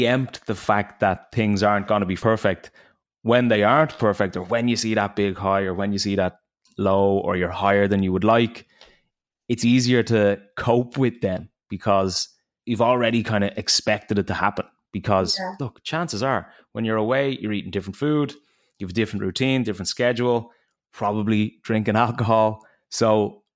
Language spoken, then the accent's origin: English; Ireland; now in Miami, United States; I'm coming from Ireland, where we don't really get that weather